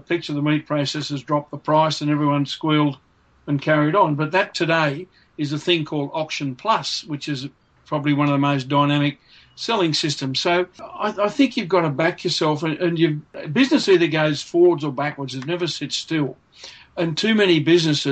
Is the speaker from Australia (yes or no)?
yes; Grenfell, New South Wales, Australia; when I was growing up in Grenfell and I took over the family business